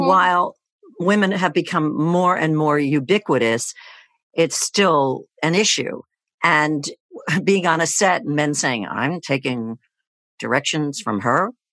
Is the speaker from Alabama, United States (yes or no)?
no; Tenafly, New Jersey, United States; also born or lived in Teaneck, New Jersey; I grew up in Tenafly, and I currently live in Teaneck